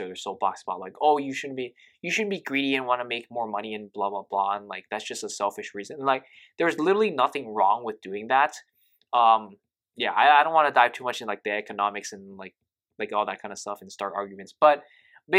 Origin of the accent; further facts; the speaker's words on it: Hawaii, United States; I grew up in Hawaii